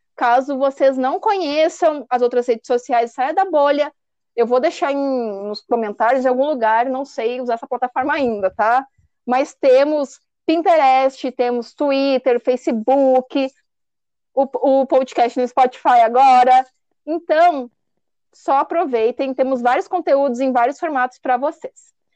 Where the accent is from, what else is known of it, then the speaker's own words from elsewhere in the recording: São Paulo, Brazil; Eu sou paulista